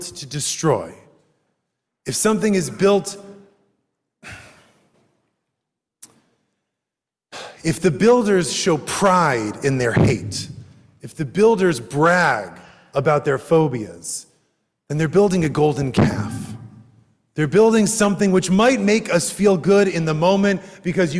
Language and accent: English; United States; I am an American Jew